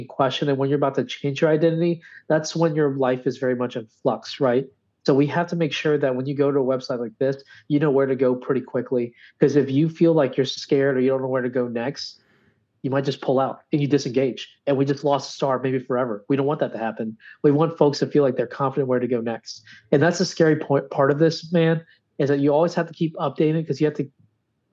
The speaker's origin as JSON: {"language": "English", "region": "Louisiana", "country": "United States", "tie": "born or raised there", "said": "my home state"}